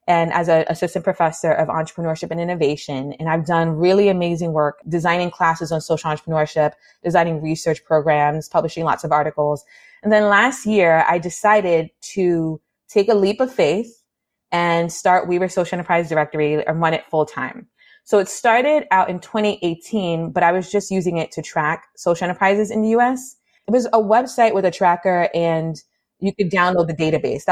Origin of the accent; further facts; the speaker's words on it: New York City, New York, United States; growing up in the Bronx, New York